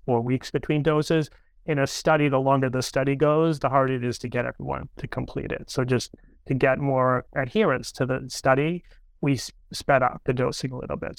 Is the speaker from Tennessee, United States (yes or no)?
no; near Cape Cod, Massachusetts, United States; moved away; We grew up near Cape Cod in a little fishing town together